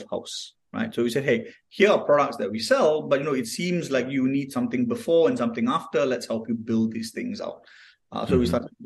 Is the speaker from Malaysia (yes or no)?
yes; Kuantan, Pahang, Malaysia; So I'm from Kuantan. I'm from the east coast of Malaysia